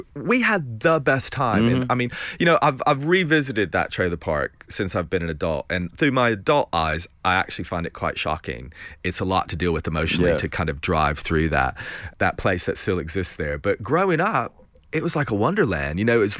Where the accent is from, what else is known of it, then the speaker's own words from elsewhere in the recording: Tennessee, United States; I'm originally from East Tennessee, and I grew up in a trailer park down a gravel road